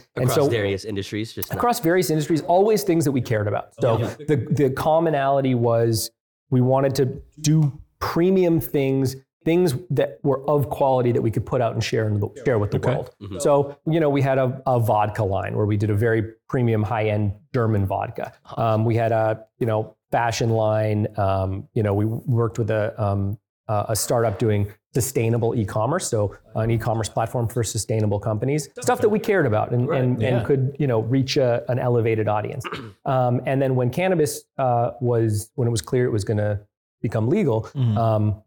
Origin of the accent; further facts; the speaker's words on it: Canada; I grew up in Canada